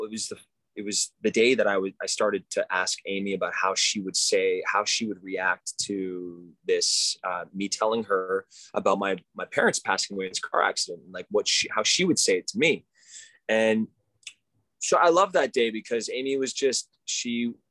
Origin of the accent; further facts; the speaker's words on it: Montreal, Quebec, Canada; i grew up in Montreal, Canada.